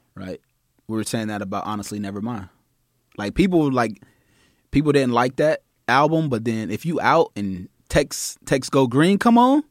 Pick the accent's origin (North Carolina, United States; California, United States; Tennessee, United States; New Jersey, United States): Tennessee, United States; Nashville; moved away; also born or lived in Austin; we're in Austin right now, so I'm originally from Nashville.